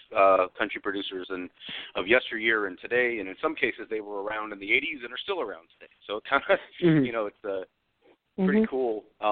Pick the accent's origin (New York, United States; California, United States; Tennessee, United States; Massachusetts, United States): Tennessee, United States; Nashville; born or raised there